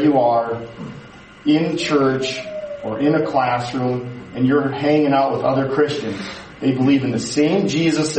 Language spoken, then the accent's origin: English; United States; we're from the America